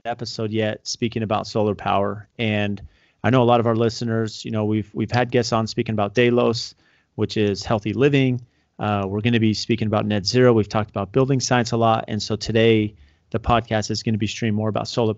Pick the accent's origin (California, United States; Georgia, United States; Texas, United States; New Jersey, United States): California, United States; San Diego; I grew up in San Diego